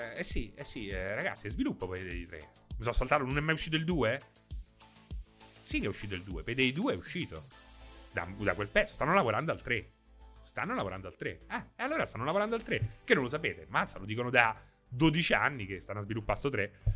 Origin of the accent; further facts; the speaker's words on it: Rome, Lazio, Italy; io so di Roma